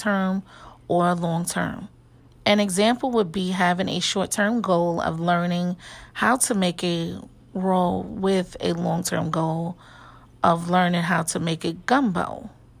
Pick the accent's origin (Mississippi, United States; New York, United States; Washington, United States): New York, United States; I am from New York